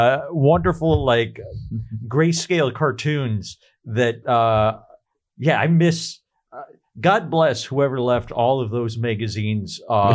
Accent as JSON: {"language": "English", "town": "Minneapolis", "region": "Minnesota", "country": "United States", "said": "I'm from Minneapolis, Minnesota."}